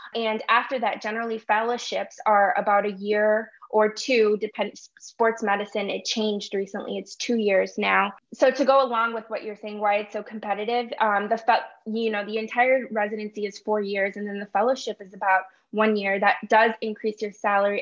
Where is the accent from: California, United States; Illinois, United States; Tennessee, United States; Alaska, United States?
Illinois, United States; Chicago; moved away as an adult; also born or lived in Urbana-Champaign, Illinois / Wisconsin; I'm born and raised in Chicago, Illinois.